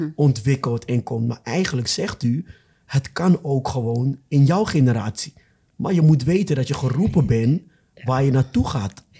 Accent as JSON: {"language": "Dutch", "country": "Ghana", "moved": "yes", "lives_now": "Netherlands", "said": "ik kom zelf uit Ghana"}